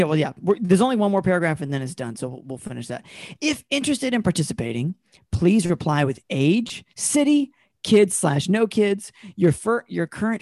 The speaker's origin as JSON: {"language": "English", "region": "North Carolina", "country": "United States", "said": "I'm from North Carolina, so I'm gonna be going back in December, and I'm just bracing myself for the culture shock."}